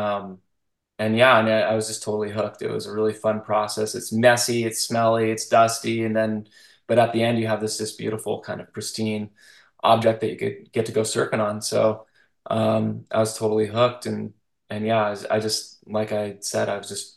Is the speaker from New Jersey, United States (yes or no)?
no; Tustin, California, United States; now in San Luis Obispo area, United States; I grew up in Orange County. I grew up in Tustin